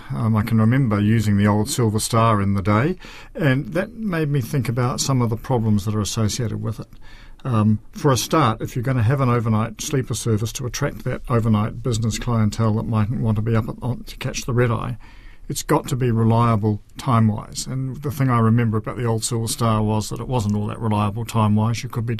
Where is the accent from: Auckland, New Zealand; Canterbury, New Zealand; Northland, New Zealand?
Canterbury, New Zealand; Christchurch; when I was growing up in Christchurch